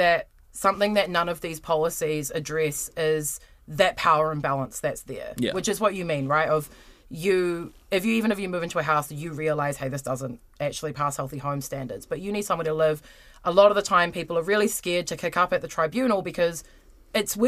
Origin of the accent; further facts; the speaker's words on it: Wellington, New Zealand; I am from Wellington.